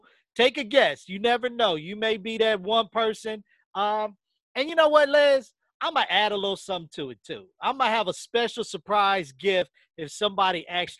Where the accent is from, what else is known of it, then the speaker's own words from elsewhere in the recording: West Coast, United States; I was born and raised it on the West Coast.